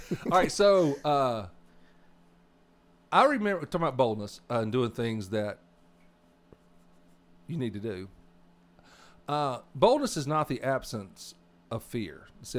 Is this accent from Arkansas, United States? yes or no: yes; Arkansas, United States; And I was raised 15 miles from Louisiana, and that's where my accent is the way it is.